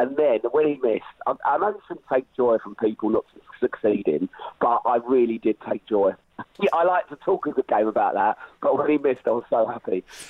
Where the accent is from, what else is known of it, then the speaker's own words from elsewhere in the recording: England, United Kingdom; we're English